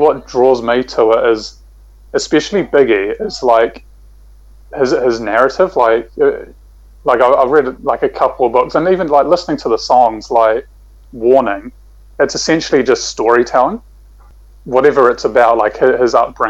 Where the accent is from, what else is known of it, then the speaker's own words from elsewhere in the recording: Hamilton, Waikato, New Zealand; growing up in Hamilton